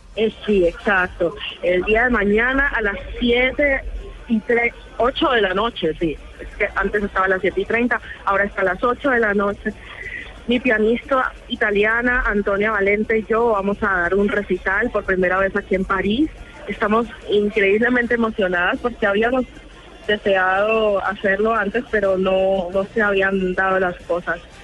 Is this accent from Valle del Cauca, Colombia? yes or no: yes; Buenaventura, Valle del Cauca, Colombia; now in Germany; la música de mi pueblo la siento totalmente en el corazón cada que, la escucho estando tan lejos